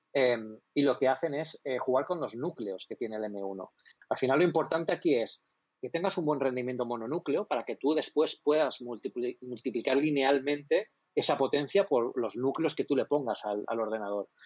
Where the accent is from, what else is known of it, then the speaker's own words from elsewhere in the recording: Elche, Valencian Community, Spain; also born or lived in Alicante; Yo, soy de Elche. Yo ahora mismo estoy en Elche, no estoy en bueno, estoy en la provincia de Alicante, pero estoy en Elche.